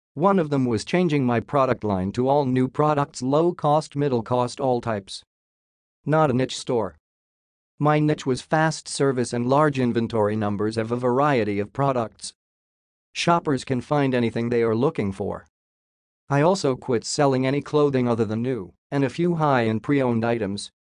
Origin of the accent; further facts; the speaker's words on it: Missouri, United States; moved away as an adult; also born or lived in San Antonio, Texas / Tampa, Florida; moved back to my hometown in Missouri to care for my grandmother